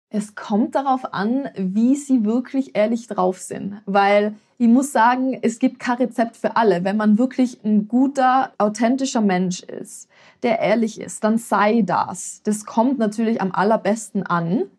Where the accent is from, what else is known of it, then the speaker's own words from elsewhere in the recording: Tyrol, Austria; also born or lived in Vienna; In Tirol, wo ich aufgewachsen bin